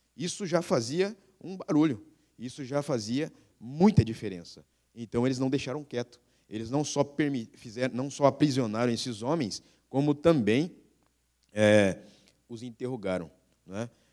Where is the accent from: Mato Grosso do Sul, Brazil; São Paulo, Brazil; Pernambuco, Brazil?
São Paulo, Brazil; Bauru; accent: interior; moved away as an adult; also born or lived in Passo Fundo, Rio Grande do Sul; now in Rio Grande do Sul, Brazil; Nós temos o filho Samuel paulista, nascido lá em Bauru, São Paulo, a minha terra natal